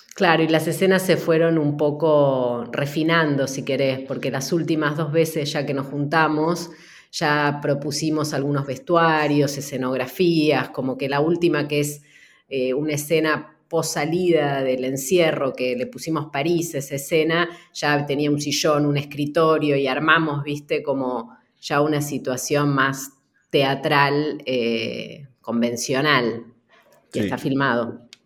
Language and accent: Spanish; Buenos Aires, Argentina; estoy en la casa de mi infancia